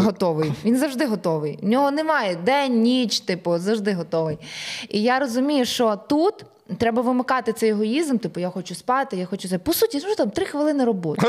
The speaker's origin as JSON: {"language": "Ukrainian", "country": "Ukraine", "said": "ми з України, ми артисти"}